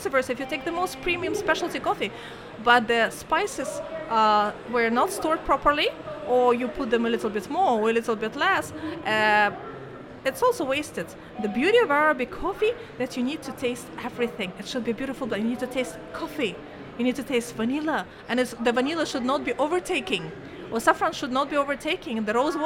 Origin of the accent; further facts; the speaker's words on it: Kazakhstan; moved away as an adult; now in Oman; There is flag of Kazakhstan and flag of Oman